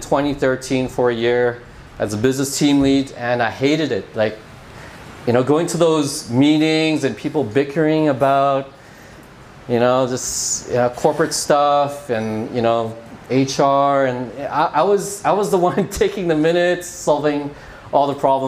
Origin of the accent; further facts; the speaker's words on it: Vancouver, British Columbia, Canada; moved away as an adult; I'm from Vancouver, Canada. Had a 13-year career there